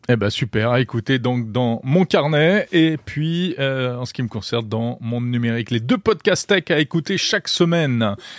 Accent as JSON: {"language": "French", "country": "France"}